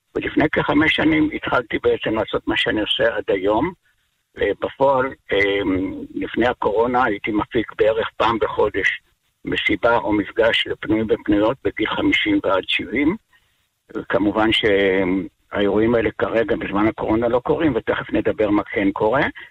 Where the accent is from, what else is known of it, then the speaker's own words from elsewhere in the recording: Kvutzat Kinneret, Northern District, Israel; also born or lived in moshav near Tiberias; אני במקור מקבוצת כנרת